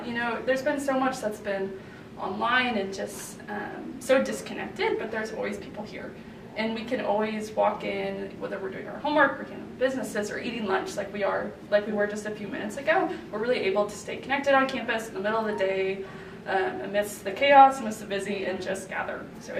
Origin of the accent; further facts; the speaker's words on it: Ainsworth, Nebraska, United States; I am from Ainsworth, Nebraska.